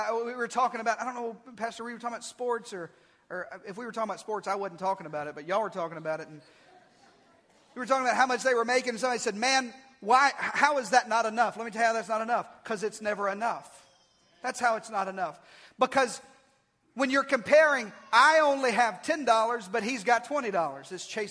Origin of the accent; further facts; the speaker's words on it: Arkansas, United States; we're both from Arkansas